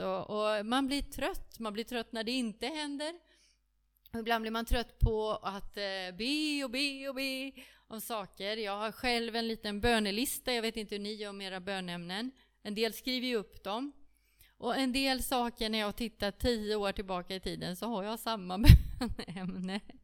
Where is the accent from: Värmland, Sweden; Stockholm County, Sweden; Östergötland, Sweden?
Stockholm County, Sweden; Stockholm; also born or lived in Kungsbacka; now in Frillesås, Sweden; Jag är från Stockholm